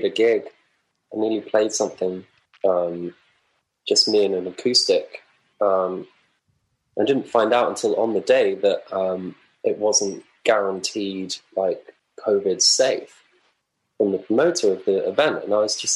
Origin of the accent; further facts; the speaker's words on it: Lewes, South East England, United Kingdom; also born or lived in Brighton; I call Brighton my hometown-ish. I'm from Lewes, really, just up the road.